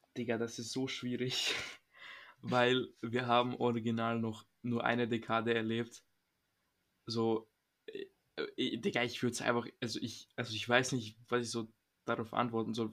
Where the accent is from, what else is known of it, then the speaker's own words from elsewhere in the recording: Serbia; moved away; ich komme aus Serbien